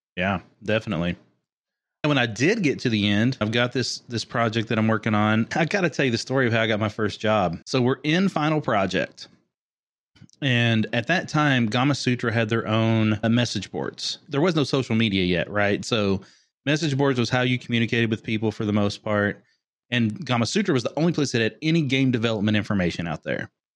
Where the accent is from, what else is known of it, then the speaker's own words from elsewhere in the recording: Kentucky, United States; moved away as an adult; also born or lived in Orlando; growing up in Kentucky